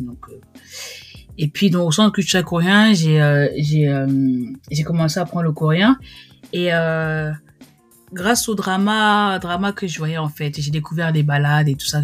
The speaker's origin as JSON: {"language": "French", "country": "France", "also_born_or_lived": "Cameroon", "moved": "as an adult", "lives_now": "South Korea", "said": "Je suis française d'origine camerounaise"}